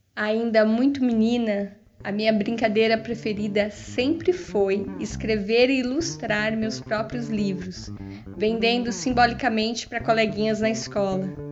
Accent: São Paulo, Brazil; Cresci na Parada de Taipas, periferia de São Paulo

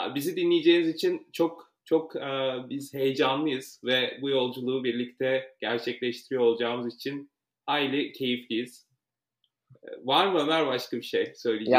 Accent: Ankara, Turkey; moved away as an adult; now in New York, United States; Ankara doğumluyum ve çok uzun yıllar Ankara'da yaşadım

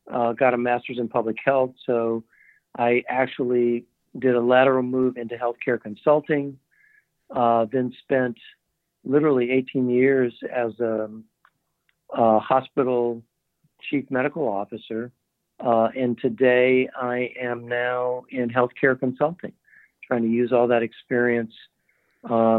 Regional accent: Windsor Hills, California, United States; I grew up actually in Southern California, an area that was called Windsor Hills, California

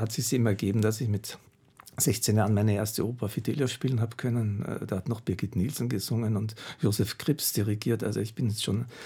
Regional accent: Vienna, Austria; Aber ich bin ja in Wien groß geworden und ich habe vorher schon sieben Jahre bei den Wiener Philharmonikern mitgespielt

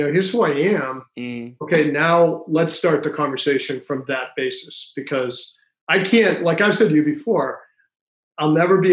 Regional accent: Worcester, Massachusetts, United States; I grew up in Worcester, Massachusetts

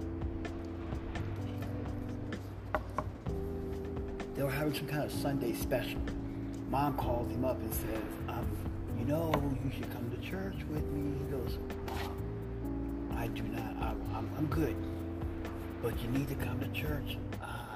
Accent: Midwest, United States; now in California, United States; I'm from the Midwest, so I live in California now.

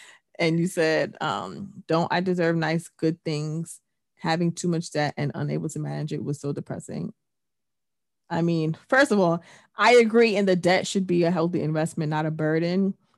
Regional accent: England, United Kingdom; yes, I was born in England, but I've worked here. I went to school here. I've had my main years here.

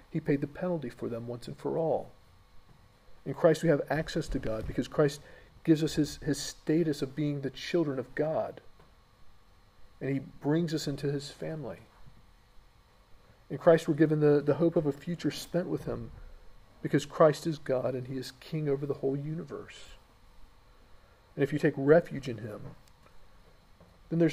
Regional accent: United States; moved away; in my home country, America

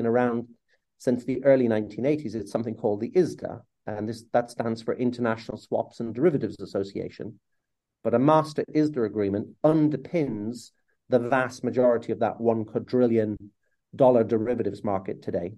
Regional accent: Ireland; as an Irishman

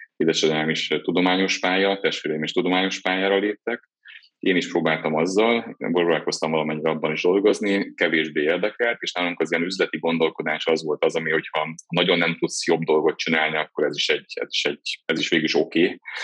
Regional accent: Miskolc, Borsod-Abaúj-Zemplén, Hungary; Miskolcon születtem, egy kicsi lakásban, édesapámmal, édesanyámmal laktam együtt bátyámmal

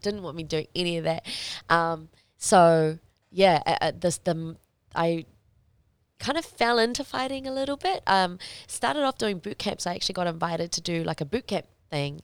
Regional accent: New Zealand; I had grown up as a Kiwi kid

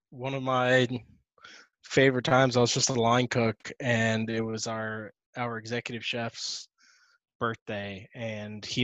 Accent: Miami, Florida, United States; born there; also born or lived in Charlotte; And I was born in Miami. I didn't want to go back there. I lived in Charlotte afterwards.

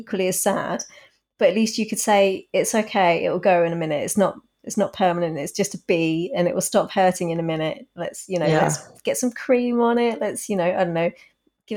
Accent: United Kingdom; as a British person

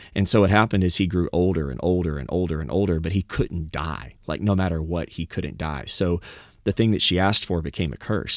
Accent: the South, United States; I'm from the South

